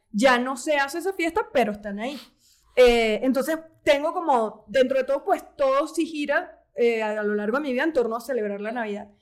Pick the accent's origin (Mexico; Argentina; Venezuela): Venezuela; Caracas, Capital District; yo soy de Caracas